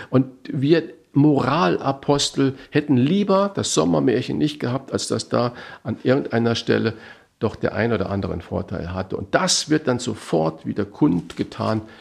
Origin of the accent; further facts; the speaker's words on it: Saarland, Germany; Ja, äh, also ich komme aus dem Knödelland. Ich bin ja gebürtiger Saarländer